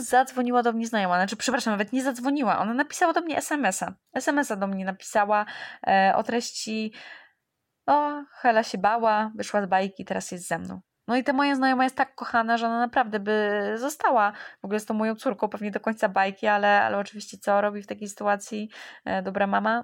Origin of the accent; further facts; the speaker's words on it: Warsaw, Masovian Voivodeship, Poland; ja jestem z Warszawy